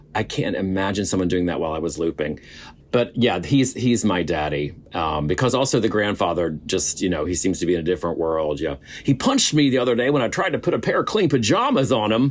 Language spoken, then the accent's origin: English; West Virginia, United States; moved away; I come from West Virginia